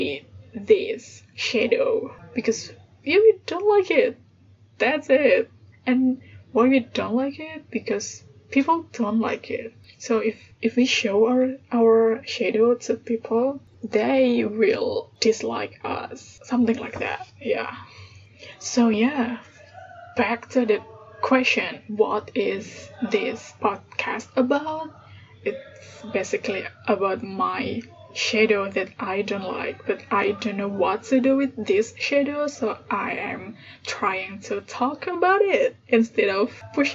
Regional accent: Indonesia; English is a second language; I'm Indonesian. I was born in Indonesia and also I grew up here. And yeah, English is my third language.

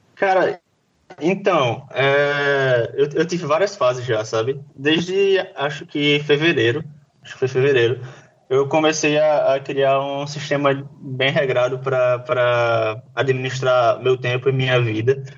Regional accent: João Pessoa, Paraíba, Brazil; eu sou daqui de João Pessoa

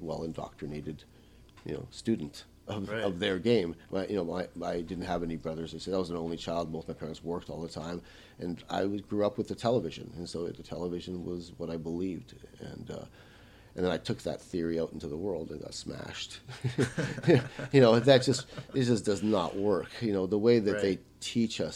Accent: Winnipeg, Manitoba, Canada; English is a second language; also born or lived in Bratislava, Czechoslovakia; I grew up in New Winnipeg in Charleswood.

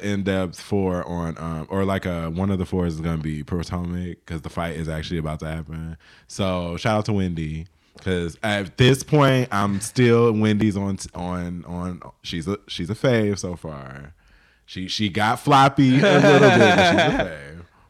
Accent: Jamaica; I'm black. I'm Jamaican. I'm very like direct.

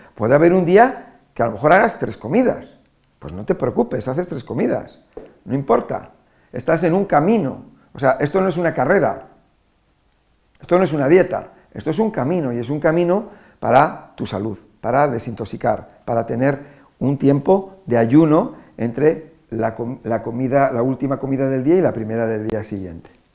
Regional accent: Spain; Nosotros en España lo llamamos batidos

